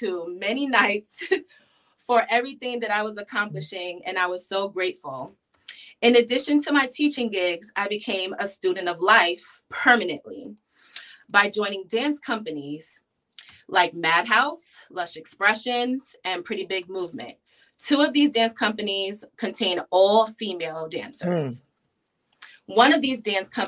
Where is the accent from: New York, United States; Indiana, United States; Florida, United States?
New York, United States; New York City; I was born and raised in New York City. I grew up in Queens, New York